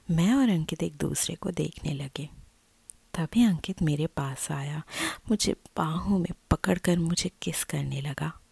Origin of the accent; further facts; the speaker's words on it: Delhi, India; मैंने आपको बताया कि मैं दिल्ली की रहने वाली हूँ और सबको तो पता ही है कि दिल्ली में कितने लोग किराए में रहते हैं